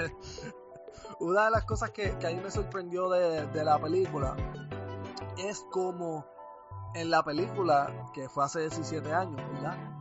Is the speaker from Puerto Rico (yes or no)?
yes; Puerto Rico; now in United States; yo me fui de Puerto Rico